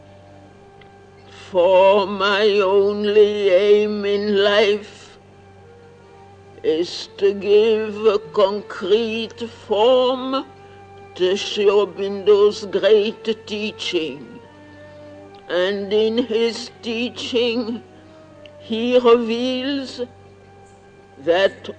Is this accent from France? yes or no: yes; France; now in Pondicherry, India; I am French by birth and early education.